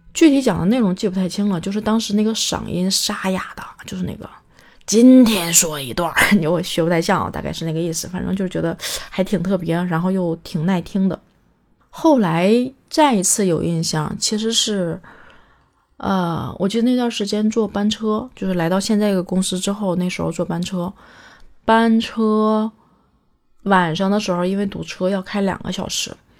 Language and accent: Chinese; Northeast China, China; 我小时候在东北